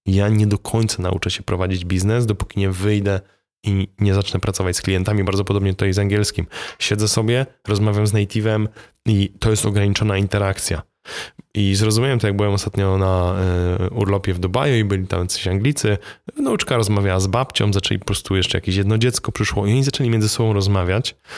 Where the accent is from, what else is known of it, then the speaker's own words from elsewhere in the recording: Poland; my Polacy, uczyliśmy się też polskiego